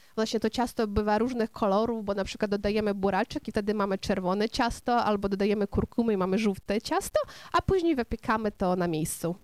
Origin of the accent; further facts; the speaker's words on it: Kopychyntsi, Ternopil Oblast, Ukraine; first language Ukrainian; Polish is a second language; moved away as an adult; also born or lived in Dnipro, Ukraine; now in Warsaw, Poland; urodziłam się na Ukrainie Zachodniej, w małym miasteczku Kopyczyńcy, ale później studiowałam właśnie, pracowałam na Ukrainie Centralnej, w Dniepropietrowsku